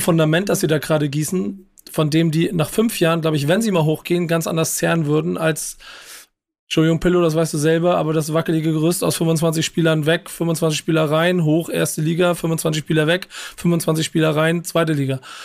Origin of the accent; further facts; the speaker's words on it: Hamburg, Germany; ich als Hamburger